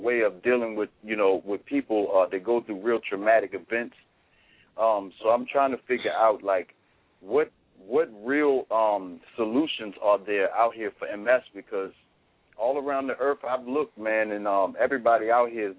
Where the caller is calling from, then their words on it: Virginia, United States; I'm calling from Virginia